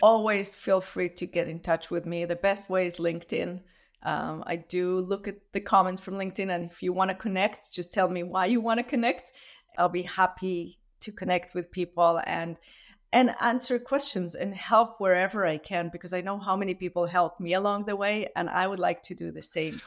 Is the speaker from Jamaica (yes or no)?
no; Israel; moved away as an adult; now in Vancouver, Canada; I grew up in Israel